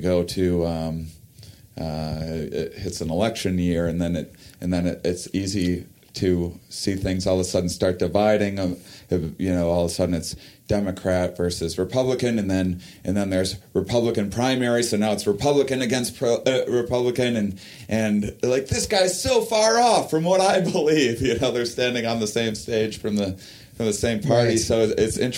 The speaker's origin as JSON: {"language": "English", "town": "La Crosse", "region": "Wisconsin", "country": "United States", "said": "I'm from La Crosse, and La Crosse is on the border of Minnesota and Iowa"}